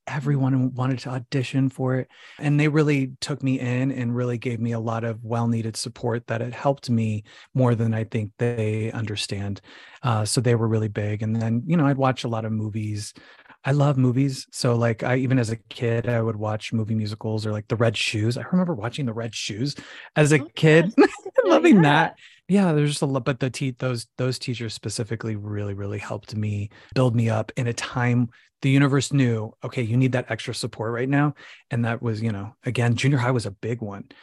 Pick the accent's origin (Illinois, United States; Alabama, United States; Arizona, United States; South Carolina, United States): Arizona, United States; Phoenix; now in New York City, United States; So I'm originally from Phoenix, Arizona, okay. uh, the Valley of the Sun, the desert.